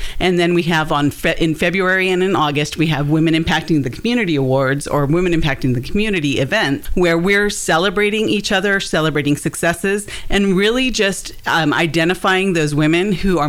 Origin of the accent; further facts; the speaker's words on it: California, United States; now in Hendersonville, United States; I mean, I came from Southern California.